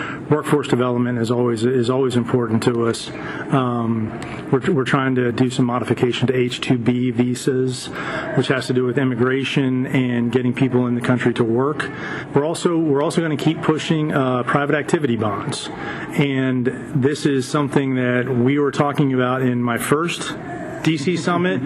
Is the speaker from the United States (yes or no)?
yes; Florida, United States; I'm from Florida